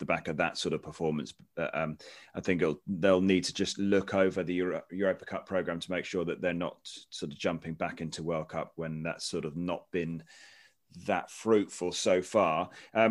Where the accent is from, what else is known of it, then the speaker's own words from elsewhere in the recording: United Kingdom; from our perspective, as a Brit's perspective